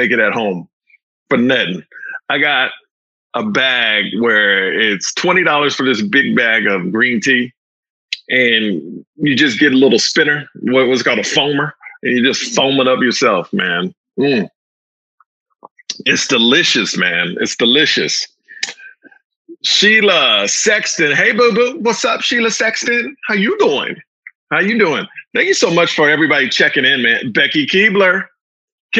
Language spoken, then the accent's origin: English; Houston, Texas, United States; moved away; I'm from Houston, Texas.